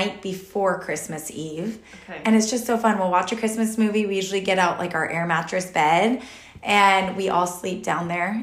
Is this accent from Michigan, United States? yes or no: no; Texas, United States; also born or lived in Utah / Modesto, California / San Jose, California / Rocklin, California; now in Roseville, United States; originally I'm from Texas